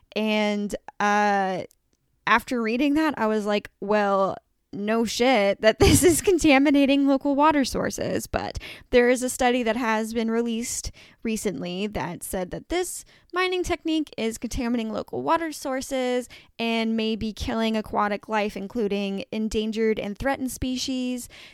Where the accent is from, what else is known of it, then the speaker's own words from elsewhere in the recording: Evansville, Indiana, United States; moved away; my hometown of Evansville, Indiana, I no longer live there, but, um, that is where I grew up